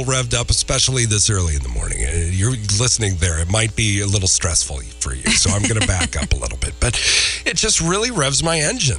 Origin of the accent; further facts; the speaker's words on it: Minnesota, United States; moved away; my home state. I'm not proud of it. Minnesota